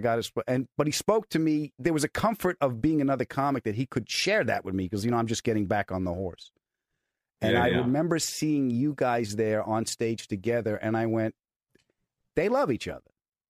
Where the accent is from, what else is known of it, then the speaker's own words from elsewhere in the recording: Bridgeport, Connecticut, United States; I'm from Bridgeport, Connecticut.